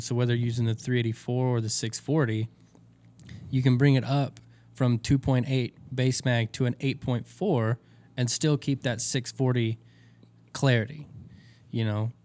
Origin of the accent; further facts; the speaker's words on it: Texas, United States; I'm from Texas